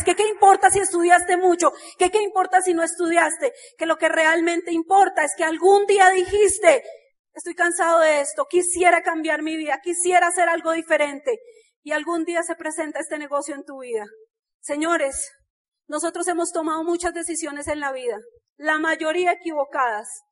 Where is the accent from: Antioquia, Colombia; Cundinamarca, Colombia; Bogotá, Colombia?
Bogotá, Colombia; nosotros nacimos en Ciudad Bolívar